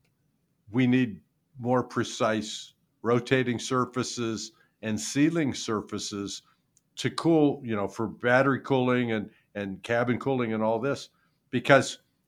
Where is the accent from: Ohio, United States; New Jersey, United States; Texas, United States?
Ohio, United States; Youngstown; I'm from Youngstown.